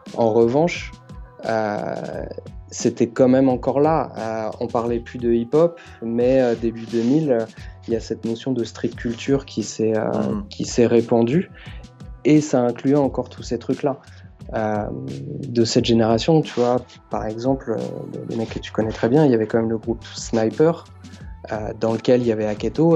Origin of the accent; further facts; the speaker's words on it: Asnières-sur-Seine, Île-de-France, France; j'ai grandi dans les Hauts-de-Seine, à Asnières